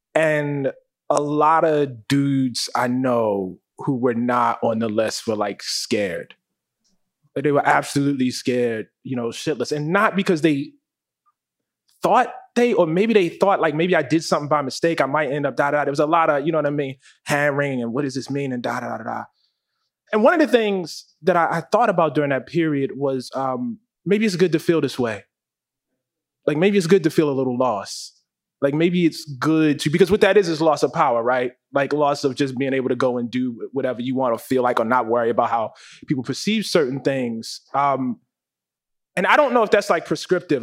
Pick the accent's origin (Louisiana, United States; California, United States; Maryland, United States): Maryland, United States; Baltimore; when I was a kid growing up in West Baltimore